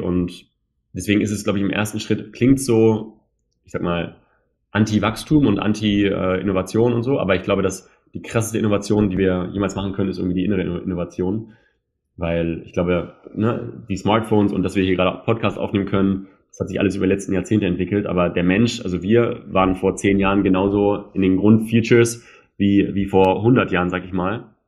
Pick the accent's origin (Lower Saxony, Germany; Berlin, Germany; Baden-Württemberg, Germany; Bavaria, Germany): Lower Saxony, Germany; Hanover; wir sind ja Hannoveraner im Herzen, Hannoveraner